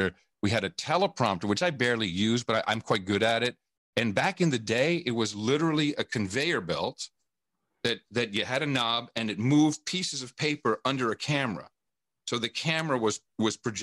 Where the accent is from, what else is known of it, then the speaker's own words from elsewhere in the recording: Amsterdam, North Holland, Netherlands; also born or lived in West Virginia; now in United States; I grew up in Amsterdam, even though I was born in the United States